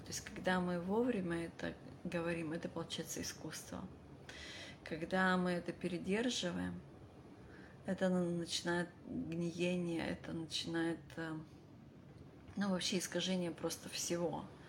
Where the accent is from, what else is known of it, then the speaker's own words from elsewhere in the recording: Vladivostok, Primorsky Krai, Russia; moved away; я родилась в Владивостоке и очень долго жила за рубежом